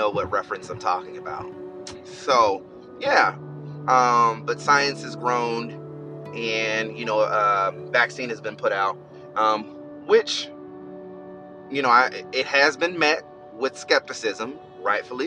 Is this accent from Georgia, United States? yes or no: yes; Albany, Georgia, United States; now in Florida, United States; I'm from Albany, Georgia, and there were a lot of family members that were affected.